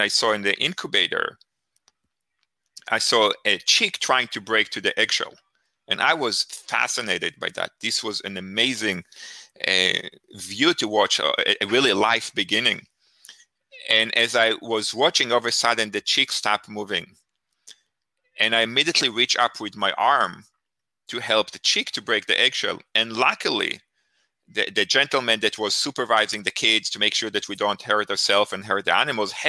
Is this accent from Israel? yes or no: yes; Israel; moved away; I grew up in Israel. I grew up in a kibbutz.